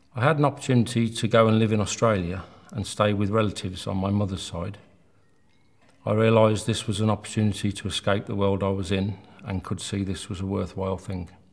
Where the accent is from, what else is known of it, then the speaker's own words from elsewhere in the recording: Birmingham, West Midlands, United Kingdom; I grew up in Birmingham with a mother and father and three sisters